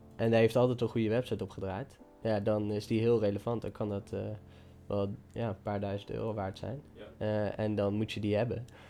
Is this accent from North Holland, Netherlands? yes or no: no; Dieren, Gelderland, Netherlands; waar ik vandaan kom, dieren